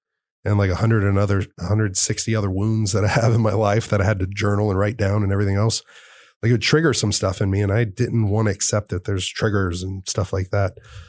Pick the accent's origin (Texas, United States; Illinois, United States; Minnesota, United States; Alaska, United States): Texas, United States; Fort Worth; I was growing up in Fort Worth. I was going to Dallas.